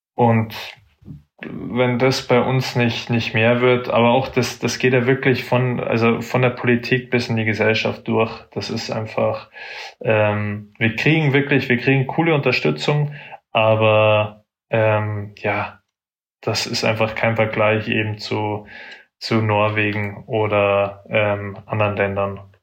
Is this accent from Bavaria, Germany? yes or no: yes; Munich, Bavaria, Germany; ich bin aus München, ähm, bin München City aufgewachsen, also in Schwabing